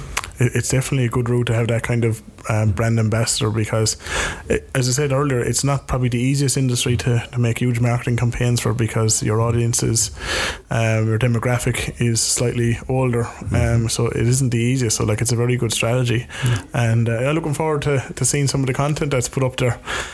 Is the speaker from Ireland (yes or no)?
yes; Cork, Munster, Ireland; I said I was from Cork